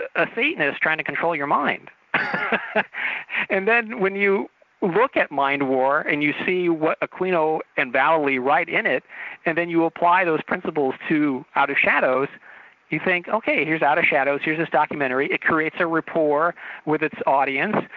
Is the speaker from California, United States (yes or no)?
yes; Torrance, California, United States; I grew up in Torrance